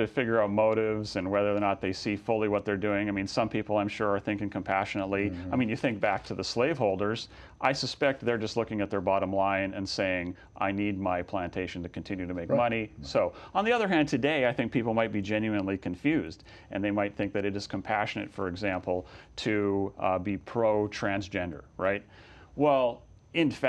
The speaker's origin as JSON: {"language": "English", "region": "California", "country": "United States", "said": "in my home state of California"}